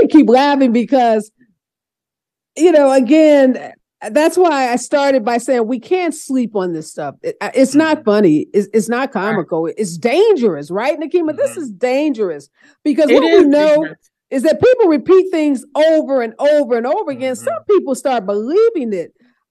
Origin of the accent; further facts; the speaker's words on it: Missouri, United States; my home state, Missouri